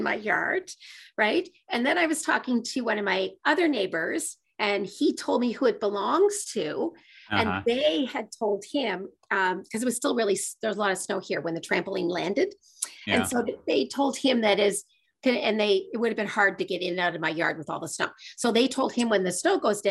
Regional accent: Nova Scotia, Canada; now in Ottawa, Canada; I live and work most of the time in Ottawa, Ontario, but I'm from Nova Scotia and I have a home in Nova Scotia.

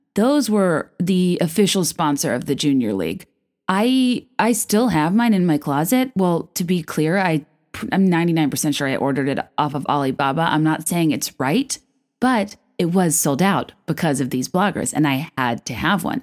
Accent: Virginia, United States; moved away as an adult; also born or lived in New York / San Francisco; now in Chicago, United States; I'm from Virginia. I moved to New York after college

